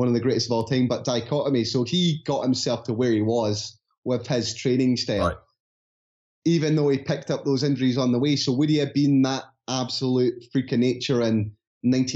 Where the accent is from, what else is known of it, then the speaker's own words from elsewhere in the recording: Scotland, United Kingdom; accent: Scottish; my Scottish accent